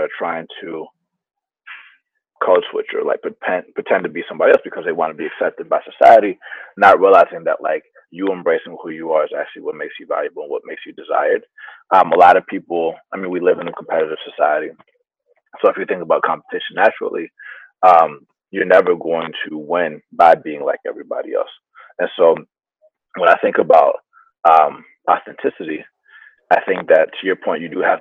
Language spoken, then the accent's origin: English; Atlanta, Georgia, United States; first language Spanish; English is a second language; moved away as an adult; now in San Francisco, United States; I grew up in Atlanta, surrounded by other people that like me